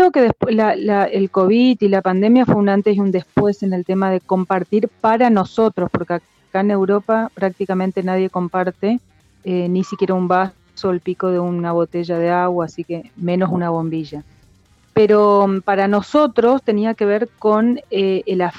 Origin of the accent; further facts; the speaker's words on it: Misiones, Argentina; born there; yo nací en Misiones, eh, hice la carrera de sommelier, me recibí en el 2003 en la Escuela Argentina de Sommeliers.